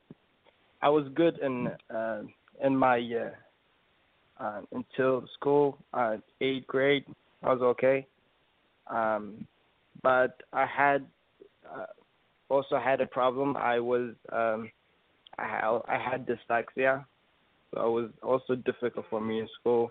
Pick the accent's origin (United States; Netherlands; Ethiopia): Ethiopia; I'm from Ethiopia. It's in the east of Africa.